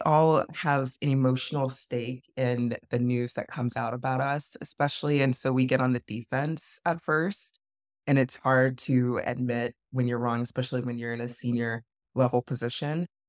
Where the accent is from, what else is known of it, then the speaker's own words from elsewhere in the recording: the South, United States; moved away as an adult; also born or lived in Atlanta; now in Washington, D.C., United States; I'm originally from the South